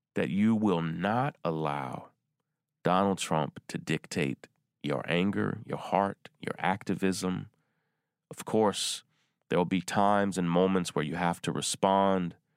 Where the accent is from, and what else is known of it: Versailles, Kentucky, United States; born or raised there